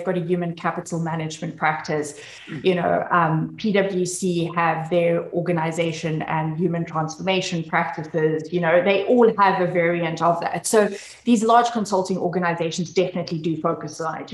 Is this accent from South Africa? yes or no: yes; South Africa; I come from South Africa